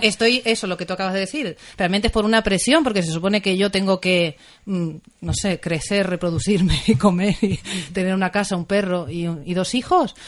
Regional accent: Tenerife, Canary Islands, Spain; moved away as an adult; now in Asturias, Spain; Yo soy de Tenerife, de un lugar cálido

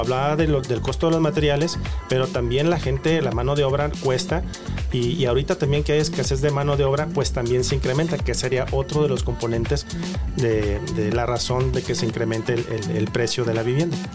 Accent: Guadalajara, Jalisco, Mexico; nosotros tenemos como tapatíos

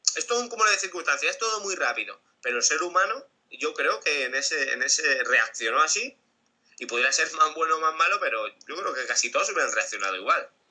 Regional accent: Spain; soy español

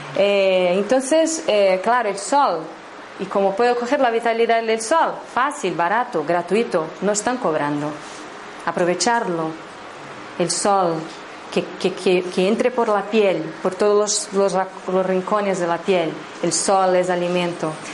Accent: Brazil; Spanish is a second language; moved away; he estado todo ese 18 años en Brasil, soy de Brasil

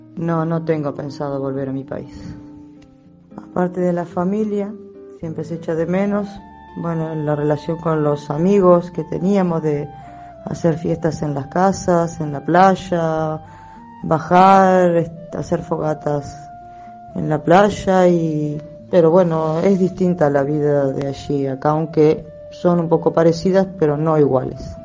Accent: Uruguay; moved away as an adult; now in Galicia, Spain; mi país, Uruguay

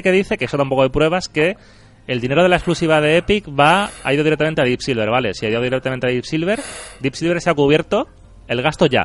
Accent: Andalusia, Spain; accent: Andalusian; Si están mis amigos de Jerez, tengo acento andaluz y si no, tengo acento neutro.

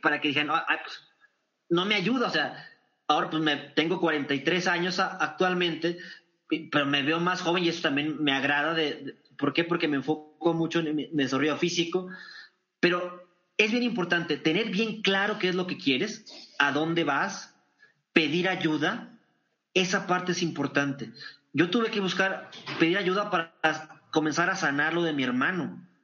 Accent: Torreón, Coahuila, Mexico; en Torreón, Coahuila, en mi tierra

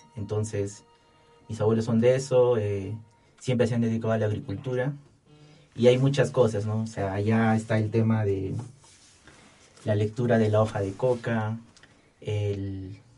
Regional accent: Abancay, Apurímac, Peru; moved away; yo soy de, Abancay, ¿no? Soy de Abancay, Apurímac.

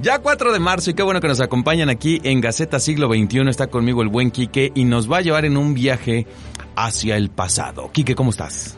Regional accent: Mexico; nosotros como mexicanos

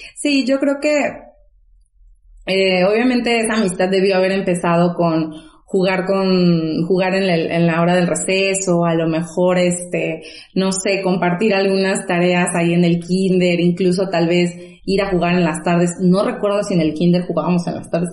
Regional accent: Zongolica, Veracruz, Mexico; moved away; nosotras somos originarias de Songolica

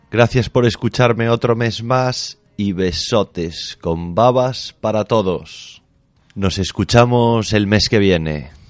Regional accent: Galicia, Spain; Yo soy gallego y motero, o sea que masoca, porque con lo que llueve aquí la moto es complicado.

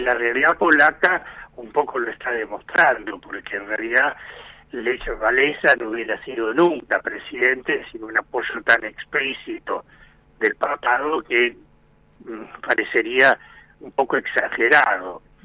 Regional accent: Argentina; a nosotros como argentinos

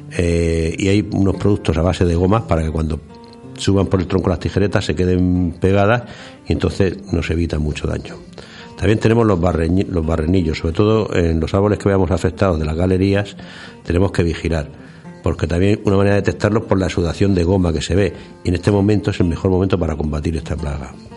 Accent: Region of Murcia, Spain; aquí en Murcia nos afecta más porque somos una provincia eminentemente agrícola

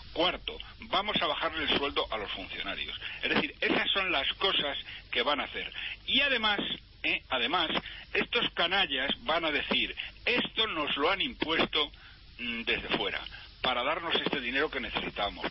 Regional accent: Spain; somos los españoles

